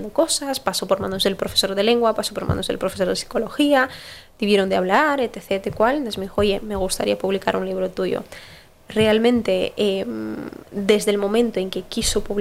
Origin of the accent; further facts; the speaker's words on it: Basque Country, Spain; also born or lived in Brazil; yo digo, yo soy vasca, o sea, yo nací en Brasil y también soy brasileña, pero yo soy vasca.